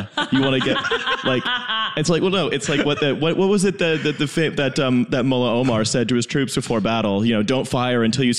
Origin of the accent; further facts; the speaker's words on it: Canada; Even as a Canadian.